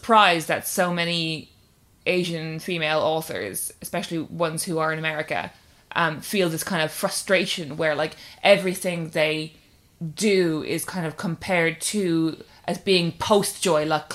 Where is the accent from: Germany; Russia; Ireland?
Ireland